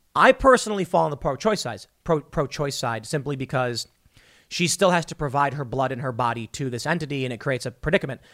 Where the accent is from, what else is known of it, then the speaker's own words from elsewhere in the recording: Chicago, Illinois, United States; also born or lived in New York / suburbs of Philadelphia; now in West Virginia, United States; I am from Chicago